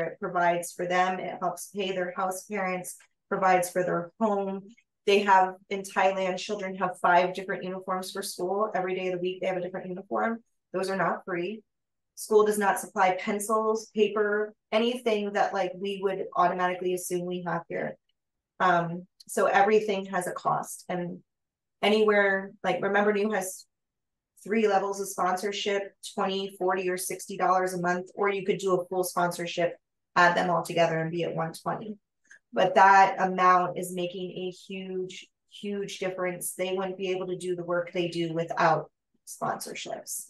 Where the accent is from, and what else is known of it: United States